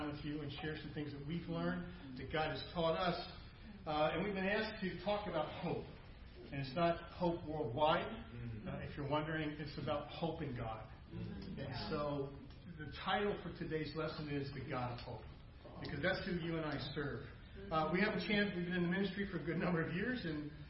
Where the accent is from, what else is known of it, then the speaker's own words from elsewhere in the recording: New Hampshire, United States; We're from New Hampshire, which is southern